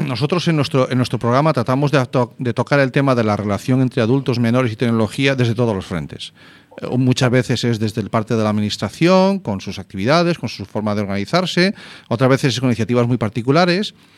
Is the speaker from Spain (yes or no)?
yes; Zarautz, Basque Country, Spain; born or raised there; moved away